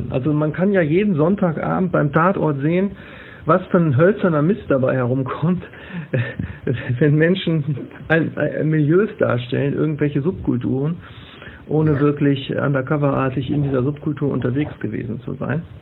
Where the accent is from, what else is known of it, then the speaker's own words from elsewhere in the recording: Wesel, North Rhine-Westphalia, Germany; born there; es gibt äh, ja mehrere Romane, die in meiner Geburtsstadt äh, spielen, äh, wo ich mir dann immer sicher war. Und meine Frau sagt immer, wenn du dir sicher bist, dann guck nochmal nach. Äh, wo dann wirklich 15-Jährige, die jetzt in Wesel leben